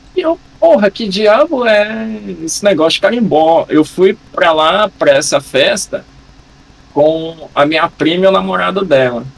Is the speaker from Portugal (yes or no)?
no; Rondônia, Brazil; Eu sou nascido e criado em Rondônia